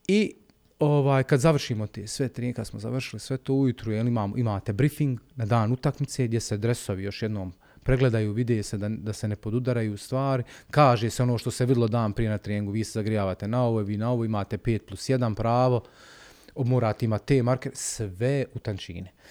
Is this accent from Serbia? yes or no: no; Sarajevo, Federation of Bosnia and Herzegovina, Bosnia & Herzegovina; ja dolazim iz Sarajeva